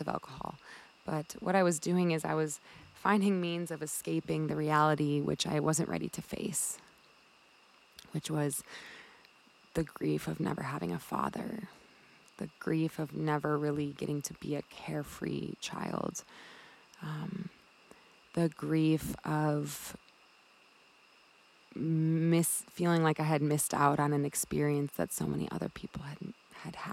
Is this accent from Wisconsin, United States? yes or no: yes; Milwaukee, Wisconsin, United States; moved away as an adult; also born or lived in Colorado; eventually I moved from Wisconsin, where I was born, to Colorado.